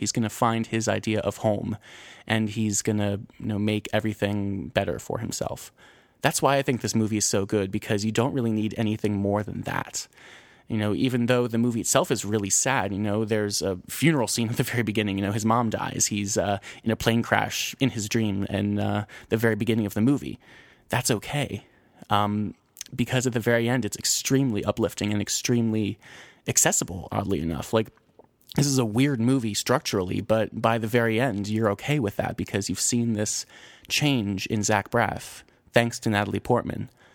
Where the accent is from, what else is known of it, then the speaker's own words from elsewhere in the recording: New Jersey, United States; I'm from New Jersey. I'm from the Garden State.